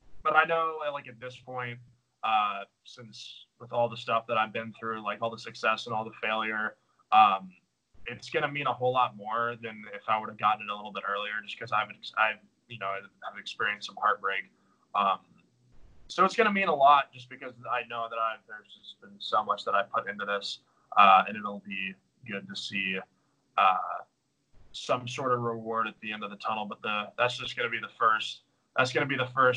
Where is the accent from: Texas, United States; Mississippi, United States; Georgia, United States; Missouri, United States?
Texas, United States; we're obviously both from Texas.